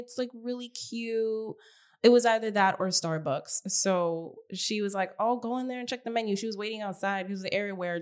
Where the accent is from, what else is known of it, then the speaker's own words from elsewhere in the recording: New York, United States; I'm from New York